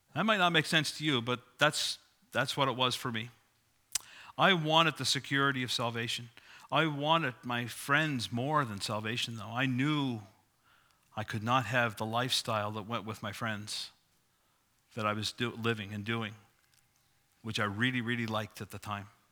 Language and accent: English; Sydney, New South Wales, Australia; moved away; I grew up in Sydney, as you probably know. If not, you know it from my accent.